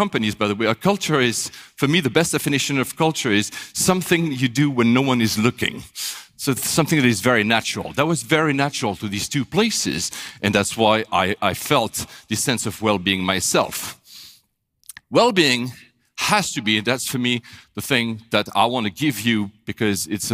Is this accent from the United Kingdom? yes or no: no; Switzerland; moved away as an adult; also born or lived in Japan / Manila, Philippines; I was born in Switzerland